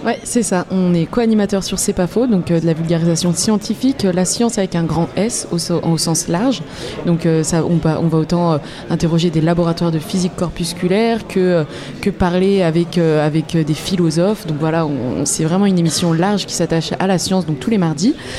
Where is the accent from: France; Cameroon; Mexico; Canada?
France; Lyon, Auvergne-Rhône-Alpes; moved away as an adult; now in Caen, France; je suis lyonnaise